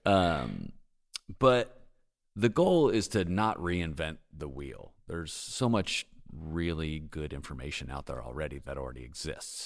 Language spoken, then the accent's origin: English; San Diego, California, United States; moved away as an adult; now in Bentonville, United States; I'm from San Diego.